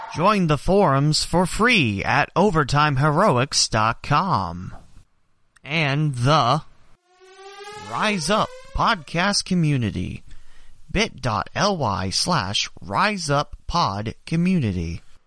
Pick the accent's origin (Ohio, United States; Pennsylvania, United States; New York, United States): Ohio, United States; Dayton; It happened in my hometown. It happened where I've lived all my life